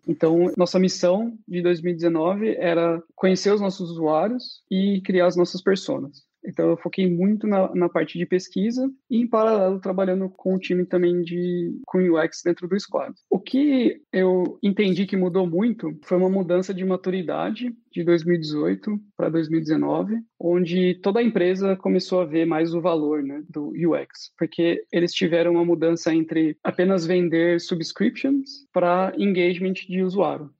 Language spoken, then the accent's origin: Portuguese; Brazil; moved away as an adult; now in Austria; eu sou do Brasil